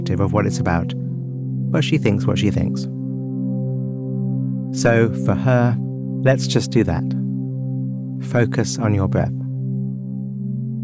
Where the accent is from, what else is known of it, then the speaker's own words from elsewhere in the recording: London, United Kingdom; Growing up in London